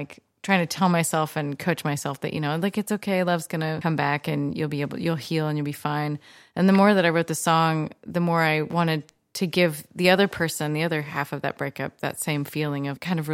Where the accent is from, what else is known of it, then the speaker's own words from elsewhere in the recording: Olympia, Washington, United States; I'm from Olympia